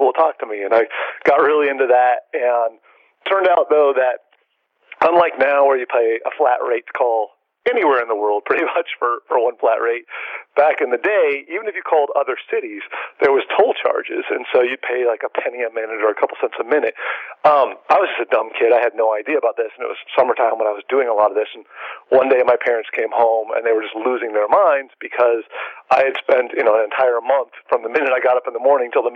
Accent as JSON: {"language": "English", "town": "San Diego", "region": "California", "country": "United States", "tie": "born or raised there", "said": "I grew up in San Diego, born and raised"}